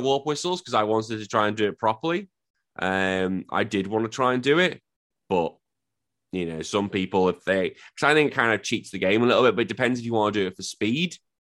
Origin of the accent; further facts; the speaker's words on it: England, United Kingdom; I am just some drunken Englishman pretending to be an Australian